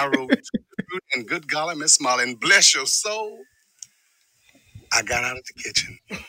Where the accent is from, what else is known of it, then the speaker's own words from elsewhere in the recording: Macon, Georgia, United States; moved away as an adult; also born or lived in California; my hometown, Macon, Georgia.